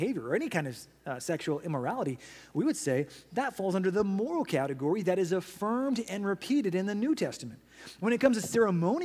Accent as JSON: {"language": "English", "country": "United States", "said": "we as American citizens"}